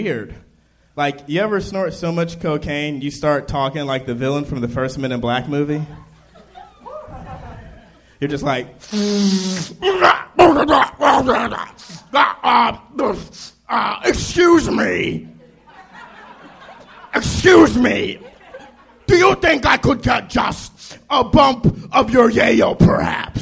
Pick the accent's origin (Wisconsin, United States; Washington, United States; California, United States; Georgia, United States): Georgia, United States; Marietta; Georgia, Marietta, Georgia